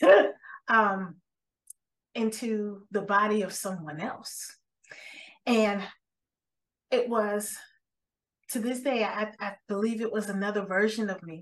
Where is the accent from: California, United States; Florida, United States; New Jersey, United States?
Florida, United States; Miami; moved away as an adult; also born or lived in Ohio; I'm a sun baby, born and raised in Miami